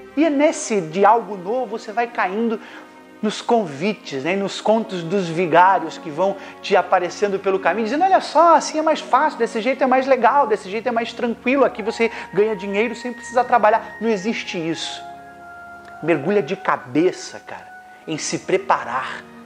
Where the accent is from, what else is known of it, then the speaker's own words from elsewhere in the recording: Brazil; nós que somos brasileiros